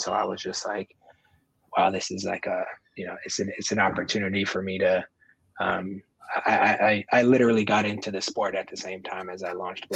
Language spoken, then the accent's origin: English; Oakland, California, United States; also born or lived in Marin County, California; I grew up in Oakland and I went to high school in Marin County